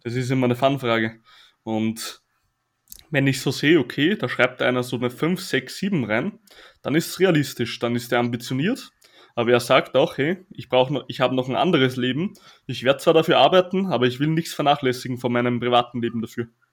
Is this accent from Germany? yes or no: no; Austria; accent: Austrian dialect; Und da habe ich auch noch Mundart gesprochen, also richtig Dialekt, weil ich bin ja aus Österreich.